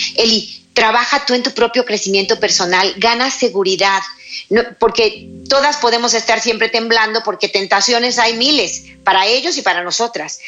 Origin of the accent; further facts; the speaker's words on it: Mexico; mi país, México